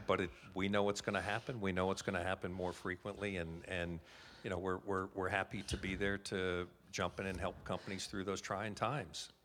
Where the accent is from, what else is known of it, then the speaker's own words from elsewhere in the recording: United States; moved away as an adult; also born or lived in Calgary, Canada; now in Canada; I'm obviously, with my accent, originally from the States